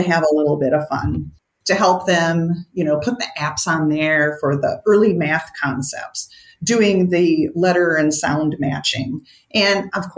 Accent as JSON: {"language": "English", "region": "Minnesota", "country": "United States", "said": "I'm a Minnesotan"}